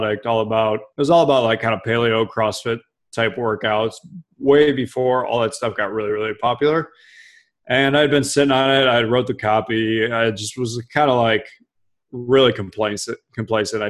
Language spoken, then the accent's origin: English; Cleveland, Ohio, United States; I grew up in Cleveland